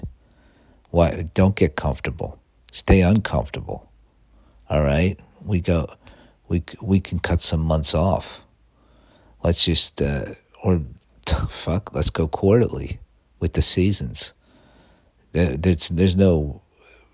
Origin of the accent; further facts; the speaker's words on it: United States; I'm an American